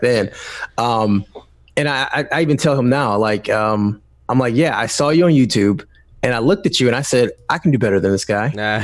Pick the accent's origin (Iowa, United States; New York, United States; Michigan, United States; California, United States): Michigan, United States; Detroit; I'm from Detroit, Michigan. I still live in the area, not in Detroit right now, uh, but I'm still in Michigan